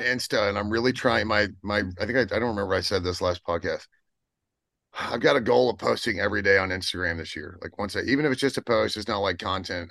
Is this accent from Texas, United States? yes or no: yes; Odessa, Texas, United States; I'm from Odessa